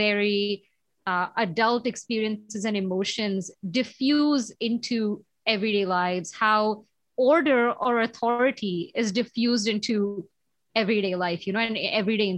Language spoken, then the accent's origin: English; India; moved away; When I was growing up in India, I mean, school was such a carceral, like such a disciplinary, you know, place